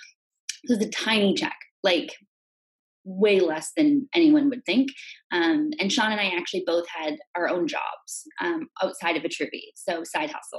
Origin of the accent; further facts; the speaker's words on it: Metchosin, British Columbia, Canada; I grew up on Vancouver Island in a little farming town called Machozen